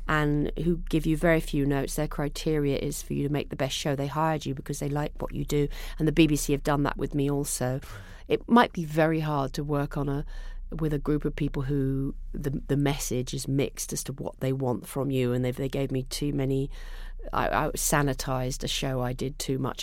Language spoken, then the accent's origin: English; England, United Kingdom; now in United States; I'm English person.